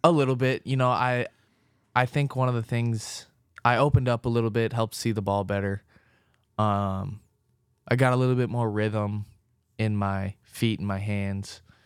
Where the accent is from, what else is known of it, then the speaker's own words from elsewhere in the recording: Orange County, California, United States; moved away as an adult; now in Cincinnati, United States; I grew up in Orange County